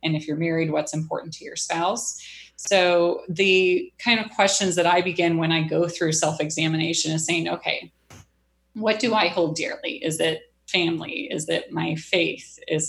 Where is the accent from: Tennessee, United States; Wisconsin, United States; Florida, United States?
Wisconsin, United States; also born or lived in Missouri; I grew up predominantly in Wisconsin. I moved around a lot as a little girl and then settled in Missouri.